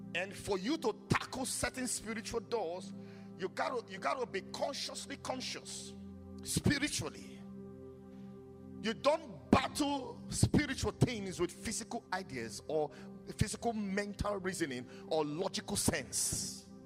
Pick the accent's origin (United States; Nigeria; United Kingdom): Nigeria; my home country Nigeria